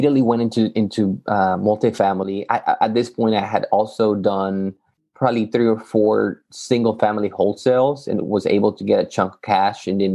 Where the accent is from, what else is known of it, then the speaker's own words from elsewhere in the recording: Yucatán, Mexico; moved away as an adult; also born or lived in Matamoros, Tamaulipas, Mexico; now in Texas, United States; I'm originally from Mexico, Yucatan